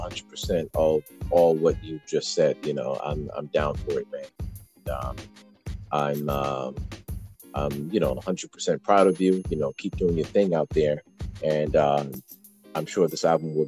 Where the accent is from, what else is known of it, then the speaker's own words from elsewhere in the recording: Newark, New Jersey, United States; I'm actually from Newark, New Jersey.